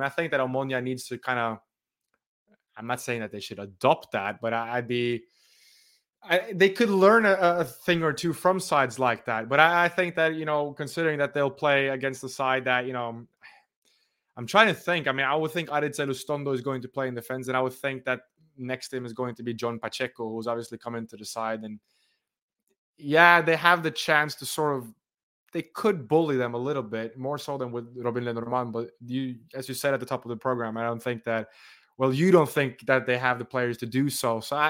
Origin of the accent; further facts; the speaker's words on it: Norway; considering I'm from Norway, I had to have the Norway shirt